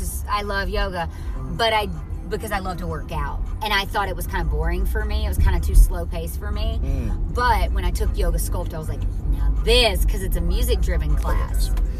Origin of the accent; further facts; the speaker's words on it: near Mobile, Alabama, United States; moved away; I'm originally from right near Mobile, Alabama